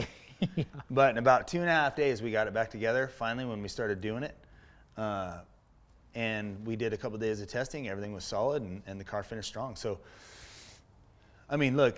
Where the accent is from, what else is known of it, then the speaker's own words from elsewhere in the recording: Menifee, California, United States; also born or lived in San Francisco, California; when we moved down from San Fran down here to Menifee in 75, I was little. I was like five.